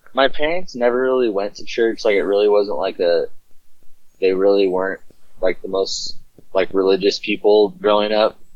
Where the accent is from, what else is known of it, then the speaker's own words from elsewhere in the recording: Southern California, United States; I was born and raised in Southern California